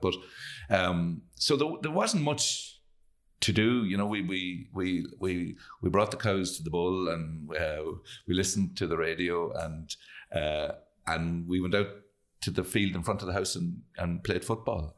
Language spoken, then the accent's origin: English; Carrigallen, Connacht, Ireland; We grew up on a, a small farm, didn't have a whole lot of money, lived out in, in, uh, I live in a place between Kerrigallon and Newtown Gore